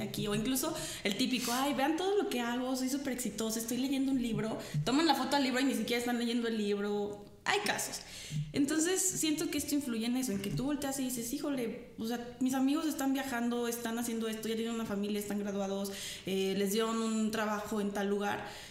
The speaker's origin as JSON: {"language": "Spanish", "country": "Mexico", "said": "como mexicanos"}